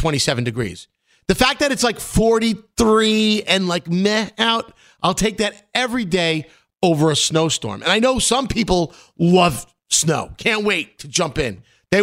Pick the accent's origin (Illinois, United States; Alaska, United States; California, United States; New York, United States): New York, United States; New York City; growing up in Brooklyn